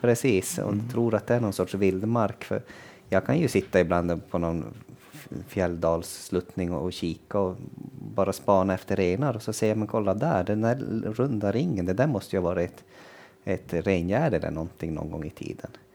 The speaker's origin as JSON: {"language": "Swedish", "area": "Kiruna area", "region": "Norrbotten County", "country": "Sweden", "said": "hemma i Kirunaområdet"}